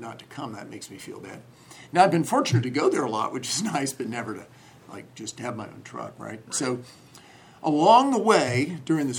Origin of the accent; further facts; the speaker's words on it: a small town north of Orlando, Florida, United States; moved away as an adult; also born or lived in Seattle; now in Cincinnati, United States; I grew up in a small town north of Orlando, Florida.